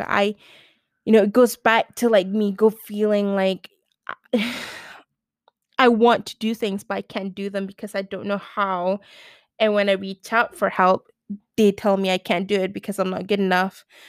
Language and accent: English; Malaysia; I'm from Malaysia